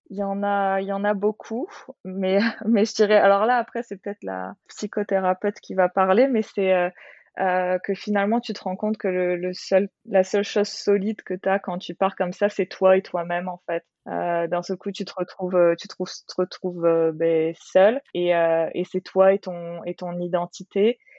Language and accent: French; France; moved away as an adult; now in Australia; en tant que française, tu sais, euh, ayant toujours grandi, dans, enfin, euh, ayant vécu dans des grandes villes